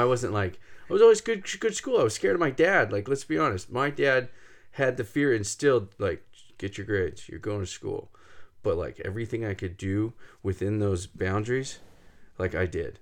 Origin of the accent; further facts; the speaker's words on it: Fresno, California, United States; We grew up in Fresno, right in the middle of San Joaquin Valley.